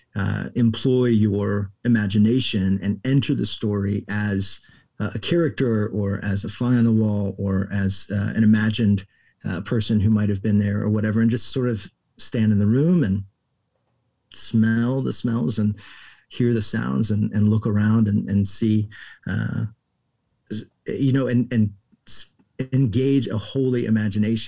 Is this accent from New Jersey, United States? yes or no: no; Florida, United States; moved away as an adult; also born or lived in Houston, Texas / England / Austin, Texas; Then we were in Florida by the time I was six and then grew up in Florida till I graduated from high school.